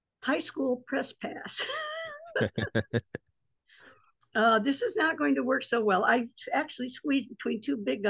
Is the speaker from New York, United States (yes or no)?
no; South Bend, Indiana, United States; I was born in South Bend, Indiana, which is right on top of Notre Dame